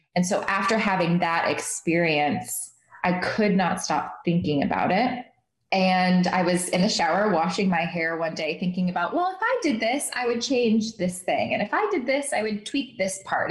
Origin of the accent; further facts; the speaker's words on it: Midwest, United States; moved away; also born or lived in New York City; I grew up in the Midwest in a Muslim household